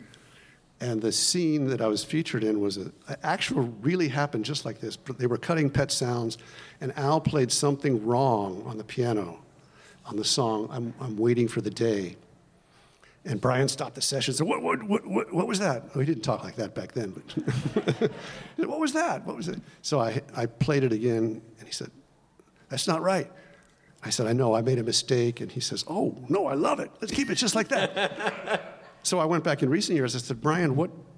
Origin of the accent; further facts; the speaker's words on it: Cincinnati, Ohio, United States; I grew up in Cincinnati